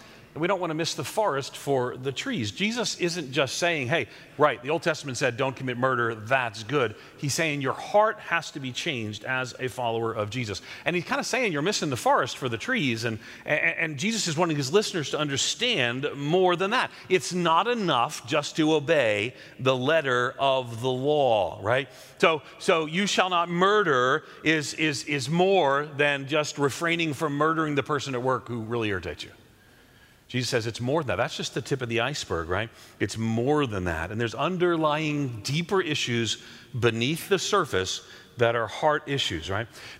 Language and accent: English; New York, United States; moved away as an adult; also born or lived in the South (US) / Midwest (US); I'm a New Yorker. I grew up in New York. But when I moved to the South